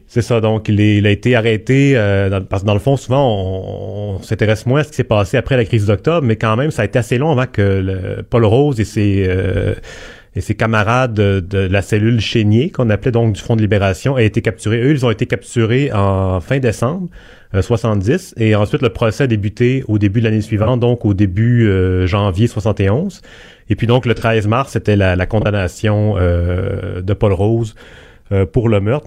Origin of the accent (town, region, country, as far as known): Quebec, Canada